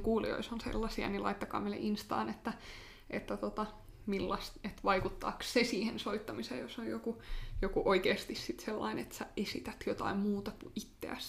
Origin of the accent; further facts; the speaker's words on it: Finland; mä oon Suomesta, mä soitan klarinettia